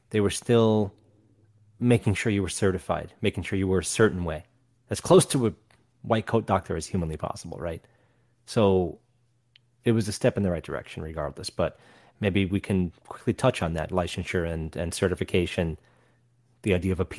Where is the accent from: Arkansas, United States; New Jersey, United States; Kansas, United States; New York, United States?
New York, United States; Where, again, we came from New York. You weren't allowed to smoke indoors.